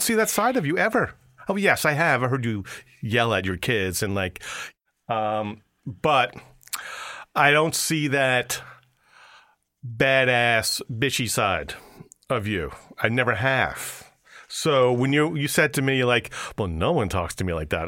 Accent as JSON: {"language": "English", "region": "New York", "country": "United States", "moved": "as an adult", "said": "I'm a New Yorker"}